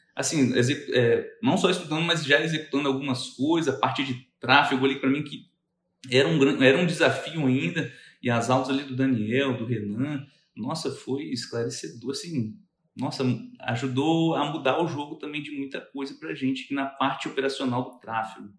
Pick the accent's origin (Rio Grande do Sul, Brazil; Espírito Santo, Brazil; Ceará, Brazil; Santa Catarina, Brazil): Espírito Santo, Brazil; Cachoeiro de Itapemirim; eu sou de Cachoeira